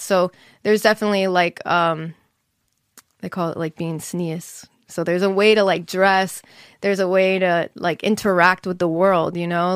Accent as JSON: {"language": "English", "town": "Monsey", "region": "New York", "country": "United States", "tie": "born or raised there", "also_born_or_lived": "Englewood, New Jersey", "said": "I was raised in Muncie, New York."}